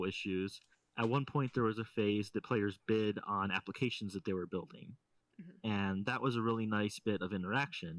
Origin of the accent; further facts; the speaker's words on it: St. Louis, Missouri, United States; now in central Illinois, United States; Just north of St. Louis, which is my hometown.